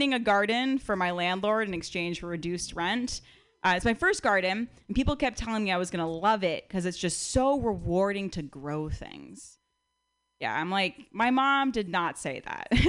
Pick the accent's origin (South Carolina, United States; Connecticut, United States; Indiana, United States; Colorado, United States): Connecticut, United States; moved away; also born or lived in Berkeley; I'm from outside New York City.